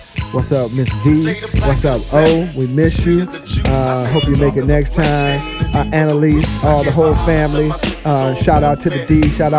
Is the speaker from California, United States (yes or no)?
no; Detroit, Michigan, United States; I'm from Detroit, you know.